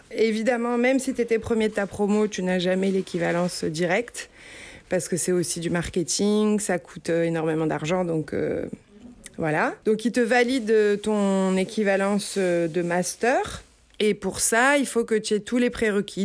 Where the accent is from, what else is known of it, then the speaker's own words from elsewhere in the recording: Marseille, Provence-Alpes-Côte d'Azur, France; moved away as an adult; now in San Luis Obispo, United States; je suis originaire du sud de la France, euh, j'ai grandi entre Aix-en-Provence et Marseille